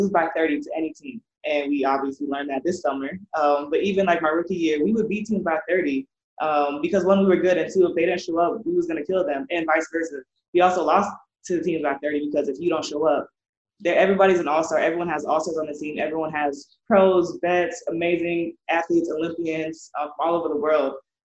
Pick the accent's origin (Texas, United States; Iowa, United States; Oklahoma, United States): Iowa, United States; growing up in Iowa